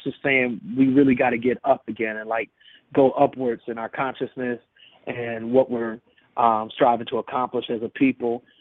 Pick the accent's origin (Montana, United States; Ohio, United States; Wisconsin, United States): Wisconsin, United States; Milwaukee; also born or lived in Hennings, Tennessee; now in Atlanta, United States; I was raised in Milwaukee